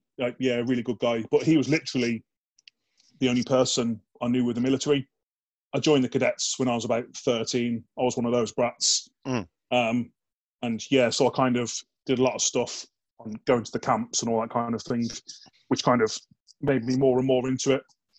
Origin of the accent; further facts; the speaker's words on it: Dudley, West Midlands, United Kingdom; moved away as an adult; So I'm from Dudley in the West Midlands. So if I sound like Lenny Emery, that's probably where that's where it's coming from. Yeah, I grew up there.